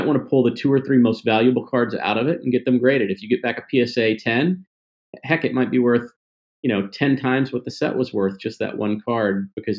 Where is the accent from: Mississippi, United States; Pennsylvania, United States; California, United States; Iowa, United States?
Mississippi, United States; also born or lived in Tennessee; But as a kid, I grew up in the South, and a little Jewish kid from the South, right? Mississippi, Tennessee, and I just loved wrestling.